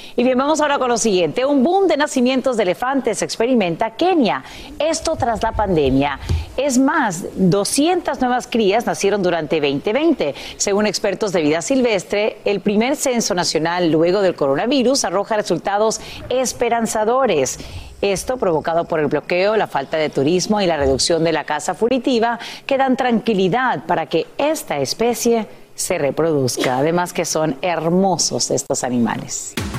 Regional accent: Honduras; moved away; estamos muy orgullosos como hondureños

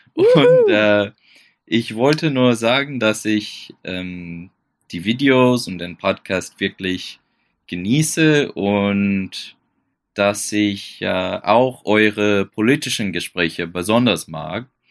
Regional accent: United States; German is a second language; now in Estonia; ich komme aus den USA lebe aber derzeit in Estland, in Nordosteuropa

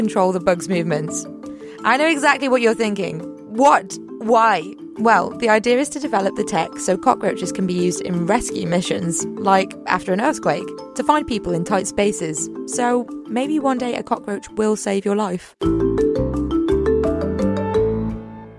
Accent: Liverpool, North West England, United Kingdom; I used to live relatively close to Wales, so I'm from Liverpool.

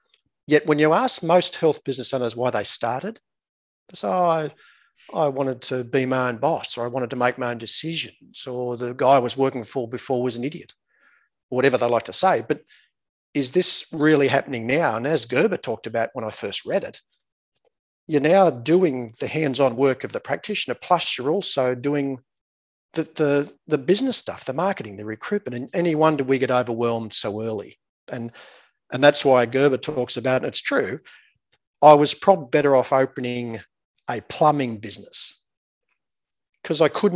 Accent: small town 7 hours northwest of Sydney, New South Wales, Australia; accent: Australian; moved away as an adult; now in Newcastle, Australia; I'm obviously Australian by my accent. I live in beautiful Newcastle, about an hour north of Sydney. But I grew up in a small town about 7 hours northwest of Sydney in the middle of the outback

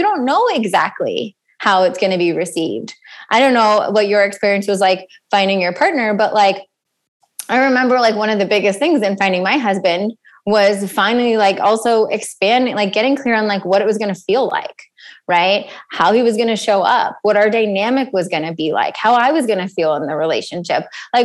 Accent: East Coast, United States; I come from the East Coast

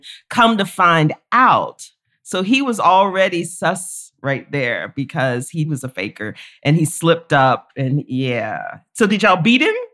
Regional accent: Florida, United States; moved away as an adult; now in Oxford, Mississippi, United States; I grew up in Florida, being here in Mississippi, it's a different kind of South

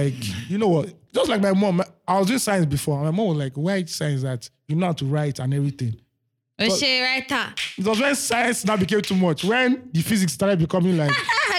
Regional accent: Nigeria; We're Nigerian.

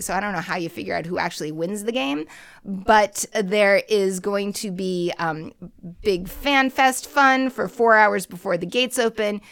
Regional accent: Boston, Massachusetts, United States; my hometown

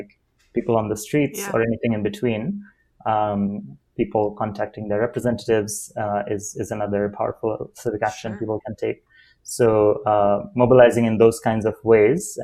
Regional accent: Dhaka, Dhaka Division, Bangladesh; moved away as an adult; also born or lived in Amherst, Massachusetts; I grew up in Dhaka, Bangladesh

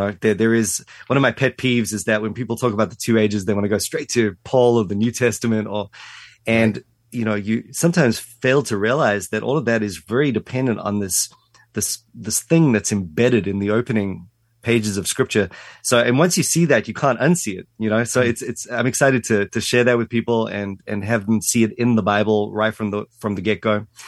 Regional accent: South Africa; moved away as an adult; Yeah, grew up in South Africa, um, and again, sort of um, only left when I was 18.

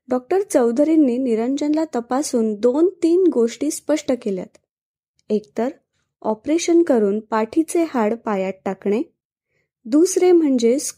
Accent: Nagpur, Maharashtra, India; लग्नानंतर आई नागपूरला स्थिरावली आमचं लहानपण नागपूरलाच केलं नागपुरातील धरमपेठ येथील कापरे यांच्या गजानन महाराज मंदिरात आम्ही आईसोबत नियमित जात असू

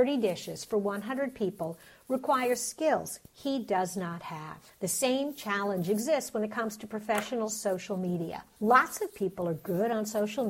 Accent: New York, United States; I'm from New York

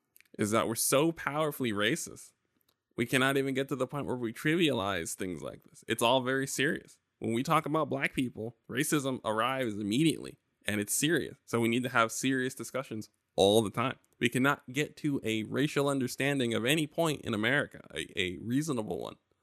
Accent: New York, United States; I would be Medgar. I'm from New York.

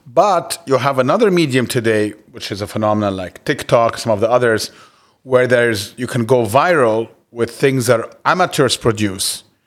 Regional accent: Cairo, Cairo Governorate, Egypt; moved away as an adult; also born or lived in United States; I grew up in Cairo all my life and left to, to school in the States at nineteen

